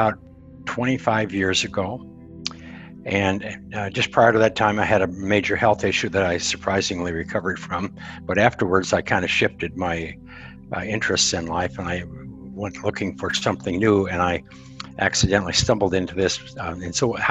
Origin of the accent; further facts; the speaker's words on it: Montana, United States; I'm a cowboy from Montana that I'm 76, going on 76, and I spent 30 years in the communications industry.